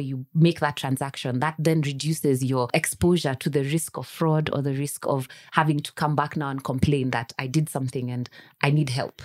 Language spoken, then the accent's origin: English; Kenya; I am a Kenyan citizen